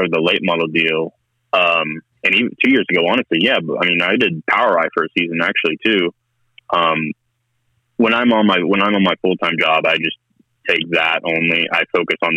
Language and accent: English; Tulsa, Oklahoma, United States; I was born in Tulsa at St. John's